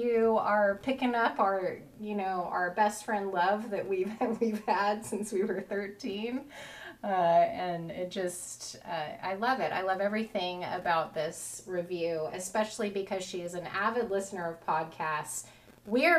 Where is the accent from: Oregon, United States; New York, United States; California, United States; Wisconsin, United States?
Oregon, United States; Christine and I were both born and raised in Oregon